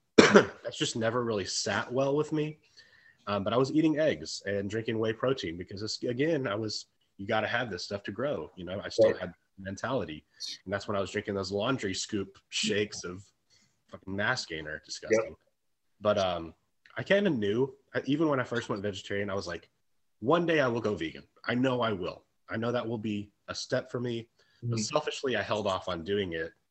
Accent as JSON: {"language": "English", "region": "Texas", "country": "United States", "tie": "born or raised there", "said": "growing up in Texas, it was very traditional Texas, you know, style foods."}